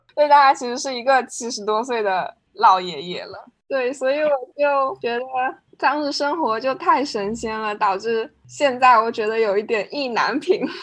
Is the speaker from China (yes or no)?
yes; China; now in United States; 作为一个中国人在美国